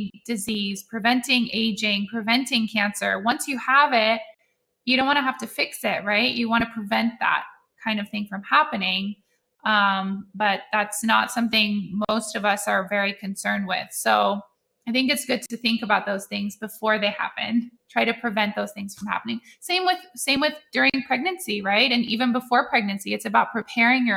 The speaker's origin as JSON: {"language": "English", "country": "Netherlands", "tie": "born or raised there", "moved": "yes", "said": "I grew up in Holland and we ate liverwurst"}